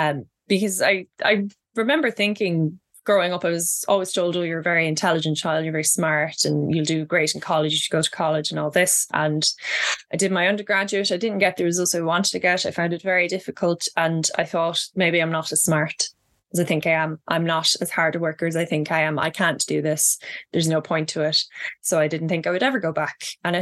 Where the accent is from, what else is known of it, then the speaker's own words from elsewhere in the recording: Midlands, Ireland; accent: Midlands country accent; when I first went to college, I was made fun of for my you know, Midlands country accent. And this is the accent I use when I'm talking to people not from Ireland